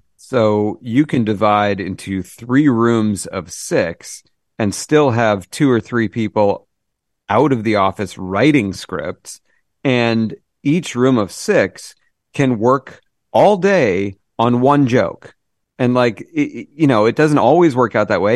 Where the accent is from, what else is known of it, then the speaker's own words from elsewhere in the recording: Massachusetts, United States; I'm from Massachusetts